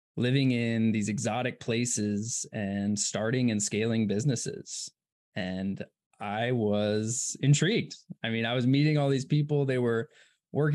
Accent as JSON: {"language": "English", "town": "Ashland", "region": "Oregon", "country": "United States", "tie": "born or raised there", "also_born_or_lived": "Berkeley / Oakland", "moved": "as an adult", "said": "we grew up small town, Ashland, Oregon"}